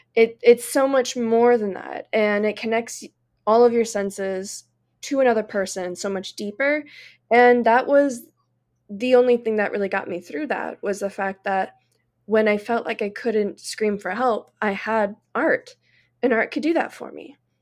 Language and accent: English; Florida, United States; I actually teach in my hometown